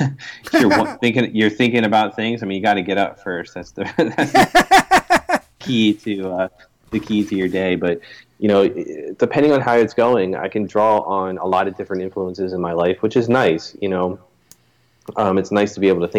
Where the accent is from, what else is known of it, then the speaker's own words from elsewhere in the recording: Philadelphia, Pennsylvania, United States; now in Chester Springs, United States; I was born in Philadelphia, Pennsylvania.